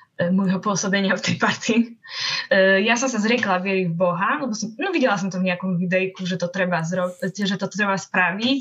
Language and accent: Slovak; Slovakia; also born or lived in Košice; vyrastala som asi ako väčšina ľudí na Slovensku